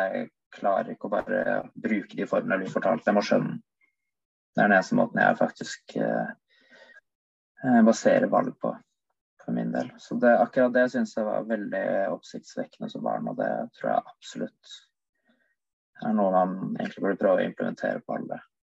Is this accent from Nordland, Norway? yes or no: no; Oslo, Norway; now in Bergen, Norway; jeg bodde hjemme i Oslo, så var jeg så å si på tur hver dag